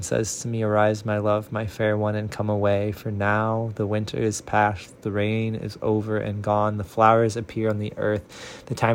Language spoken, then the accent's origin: English; Central Illinois, United States; now in Nashville, United States; a person born and raised in Central Illinois, reading from Nashville, Tennessee.